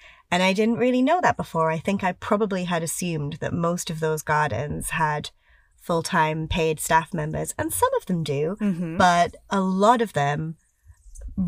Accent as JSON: {"language": "English", "region": "England", "country": "United Kingdom", "tie": "born or raised there", "said": "growing up as an English person"}